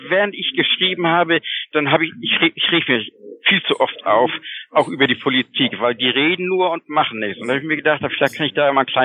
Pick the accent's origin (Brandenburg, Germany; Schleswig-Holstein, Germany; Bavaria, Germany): Schleswig-Holstein, Germany; Kiel; ich komme aus schön Schleswig-Holstein